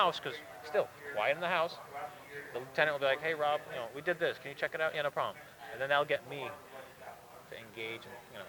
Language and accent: English; Northeast, United States; Well, you know, we're from the Northeast.